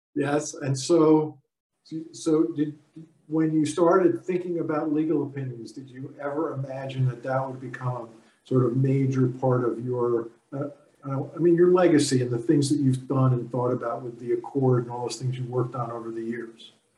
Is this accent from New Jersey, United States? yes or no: yes; Newark, New Jersey, United States; I was born in Newark also